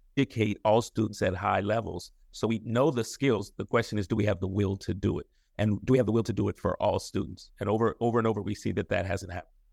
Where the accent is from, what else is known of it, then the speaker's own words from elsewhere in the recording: San Francisco, California, United States; born and raised in San Francisco